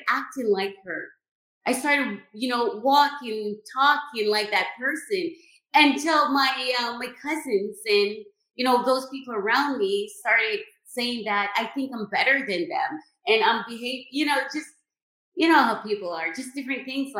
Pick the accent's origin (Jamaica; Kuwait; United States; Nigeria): Jamaica; I was born and raised in Jamaica